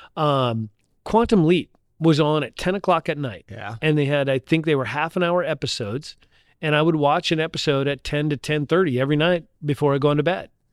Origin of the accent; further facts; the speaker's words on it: Ashley, North Dakota, United States; also born or lived in Indiana; now in Little Rock, United States; three, four years old, I grew up in a little tiny town called Ashley, North Dakota.